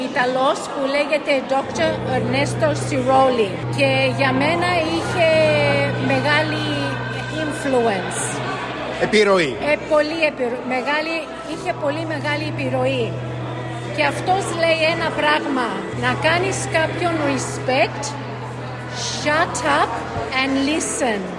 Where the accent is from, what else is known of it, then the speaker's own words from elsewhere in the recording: Greece; κάτι καταλάβανε στην οτροπία μου και μου λένε εσύ δεν είσαι Αυστραλέζα, είσαι κάτι άλλο. Του λέω ναι είμαι Ελληνίδα, α εντάξει λέει.